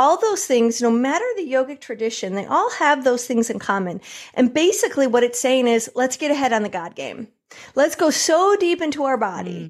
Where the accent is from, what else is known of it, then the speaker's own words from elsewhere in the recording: Michigan, United States; also born or lived in New York; now in California, United States; I grew up in Michigan